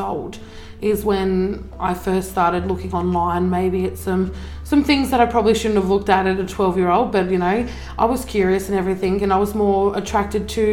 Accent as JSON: {"language": "English", "region": "northwest coast of Tasmania", "country": "Australia", "tie": "born or raised there", "also_born_or_lived": "Zeehan, Tasmania / Queensland", "said": "So I lived in Zeehan until I was about six. Moved up to the northwest coast, lived up here most of my life up until I was about, I think, 13. Lived in Queensland for a couple of years as well, so moved up there when I was 13 up until I was like 17"}